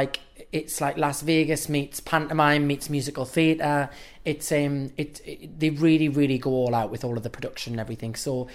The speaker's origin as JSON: {"language": "English", "town": "South Shields", "region": "North East England", "country": "United Kingdom", "tie": "born or raised there", "said": "my hometown back in South Shields"}